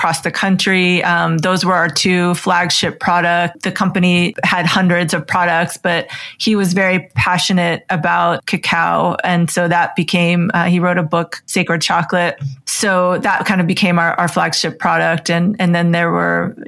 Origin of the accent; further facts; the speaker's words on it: Western Pennsylvania, United States; moved away as an adult; also born or lived in South Florida; I grew up in Western Pennsylvania